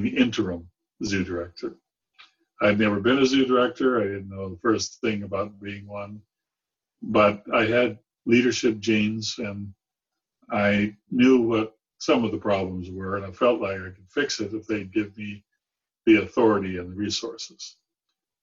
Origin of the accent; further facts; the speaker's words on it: San Diego, California, United States; I grew up in San Diego, but I had a zoo there that was pretty spectacular